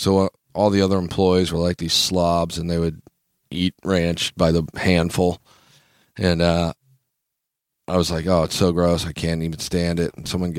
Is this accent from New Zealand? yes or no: no; Kansas, United States; Growing up in Kansas... I've seen people put ranch dressing on literally everything.